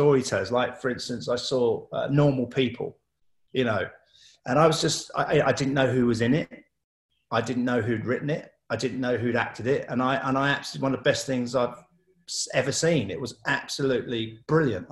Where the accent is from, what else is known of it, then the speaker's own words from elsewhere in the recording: London, United Kingdom; I grew up in Southeast London, very diverse.